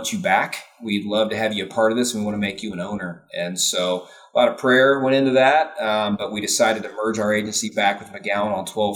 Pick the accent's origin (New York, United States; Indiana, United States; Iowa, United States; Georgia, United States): Indiana, United States; I was born and raised in Indiana